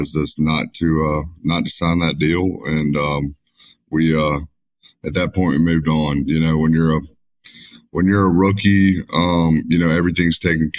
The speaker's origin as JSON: {"language": "English", "town": "Spanish Fort", "region": "Alabama", "country": "United States", "tie": "born or raised there", "said": "I'm from Spanish Fort, Alabama. Grew up in Spanish Fort"}